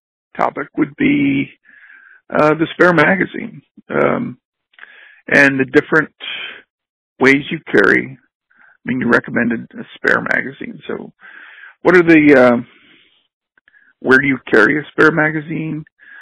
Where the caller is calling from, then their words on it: Raleigh, North Carolina, United States; I'm calling from Raleigh, North Carolina.